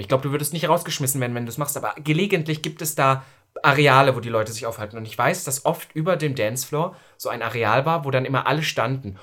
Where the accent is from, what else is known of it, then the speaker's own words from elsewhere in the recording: East Germany, Germany; now in Berlin, Germany; ich komme aus Ostdeutschland